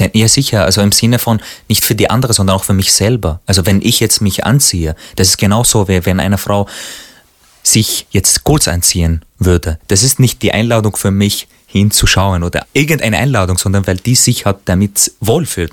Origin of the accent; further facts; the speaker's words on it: Syria; now in Austria; als Syrer, als Araber, der eben in Österreich und Europa lebt